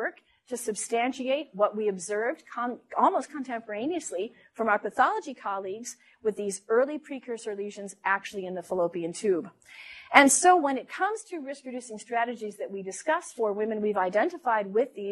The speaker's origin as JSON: {"language": "English", "region": "Minnesota", "country": "United States", "also_born_or_lived": "Los Angeles", "moved": "yes", "said": "I'm from Minnesota"}